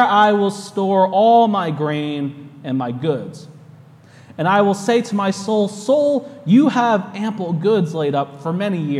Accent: United States; accent: American English; now in New York, United States; my American English

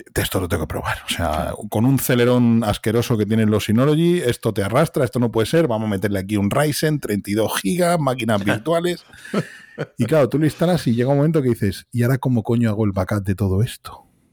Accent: Madrid, Community of Madrid, Spain; soy de Vallecas, un barrio de Madrid

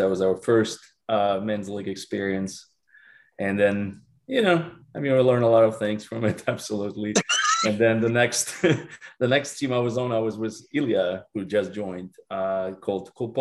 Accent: Belarus; now in Doylestown, United States; Well, I'm Belarusian. I'm from the country called Belarus originally. I mean, live in Doylestown, PA

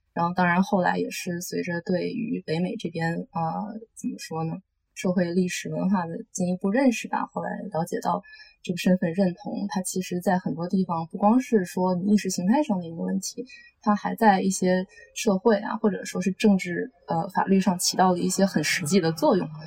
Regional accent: Tianjin, China; moved away; also born or lived in Los Angeles, United States; 当我小时候在天津

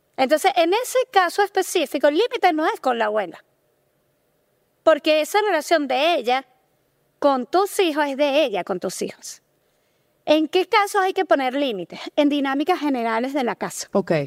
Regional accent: Venezuela; nosotros somos venezolanos en Venezuela la cultura está muy marcada por lo religioso

